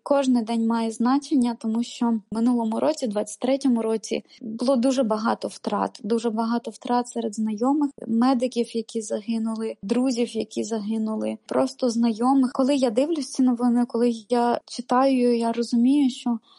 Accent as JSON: {"language": "Ukrainian", "country": "Ukraine", "tie": "born or raised there", "moved": "as an adult", "said": "моє рідне місто, в якому я народилась і прожила 25 років свого життя."}